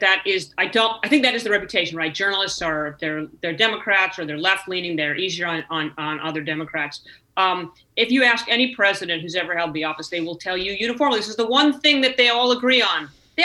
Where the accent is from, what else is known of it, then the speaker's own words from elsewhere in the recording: California, United States; I was young. I was 31. I was the first woman, and I was from California, right?